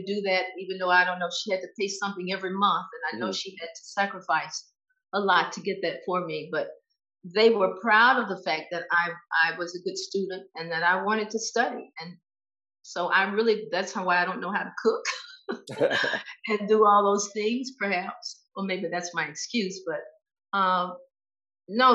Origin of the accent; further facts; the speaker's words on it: Laurel, Mississippi, United States; moved away as an adult; also born or lived in Cleveland, Ohio; growing up in Laurel